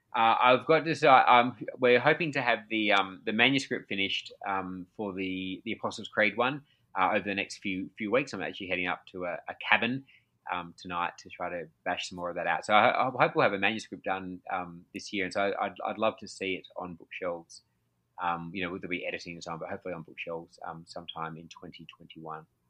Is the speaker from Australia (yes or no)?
yes; Australia; I'm from Australia